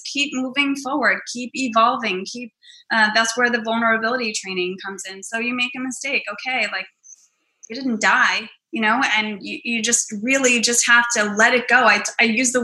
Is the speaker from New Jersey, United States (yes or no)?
yes; Hoboken, New Jersey, United States; my hometown of Hoboken.